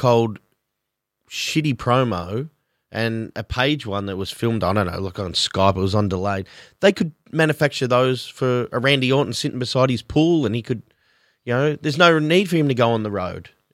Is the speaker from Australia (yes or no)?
yes; Australia; being Australian